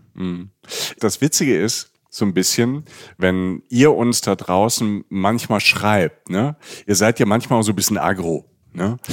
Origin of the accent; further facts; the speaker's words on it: Rhineland-Palatinate, Germany; also born or lived in Cologne; ich bin aus der Pfalz